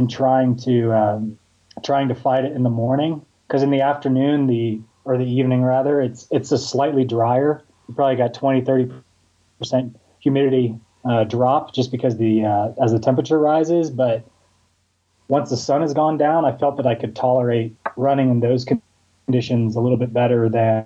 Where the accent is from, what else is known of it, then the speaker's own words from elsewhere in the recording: Houston, Texas, United States; I grew up in Houston, Texas